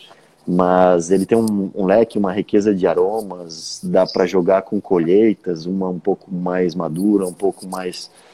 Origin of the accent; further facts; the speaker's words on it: Urussanga, Santa Catarina, Brazil; also born or lived in Jaraguá do Sul; Eu fui com poucos dias de vida para Uruçanga, que é onde a família do meu pai mora. Então eu cresci